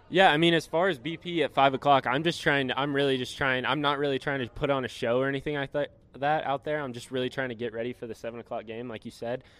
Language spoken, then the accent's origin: English; Texas, United States; I'm from Texas.